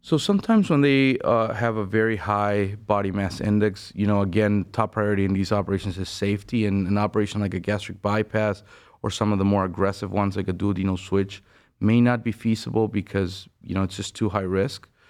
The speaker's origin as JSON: {"language": "English", "country": "Venezuela", "moved": "as an adult", "lives_now": "Cleveland, United States", "said": "I'm originally from Venezuela. I did medical school back home, and, uh, then I moved abroad to the U S"}